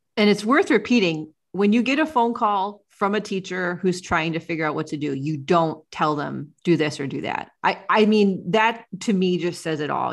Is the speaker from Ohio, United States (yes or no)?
yes; Ohio, United States; the small town where I grew up in Ohio